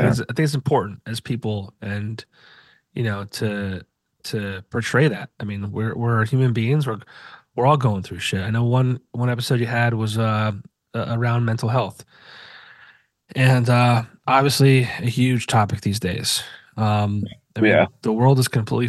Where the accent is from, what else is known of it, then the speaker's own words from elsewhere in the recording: Hunlock Creek, Pennsylvania, United States; I grew up in Hunlock Creek. My mom still lives out there.